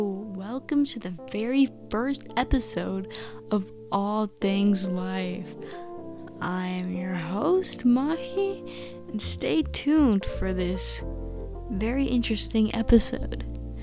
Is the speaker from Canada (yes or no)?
no; India; I'm Indian, you know. We value, like, the cow, and I just think, you know, it just doesn't feel right to me